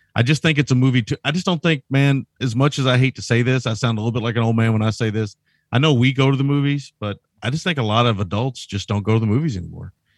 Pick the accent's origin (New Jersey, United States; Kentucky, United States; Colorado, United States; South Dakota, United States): Kentucky, United States; Shively; I grew up in Shively and would drive to Saint Matthews to rent Laserdisc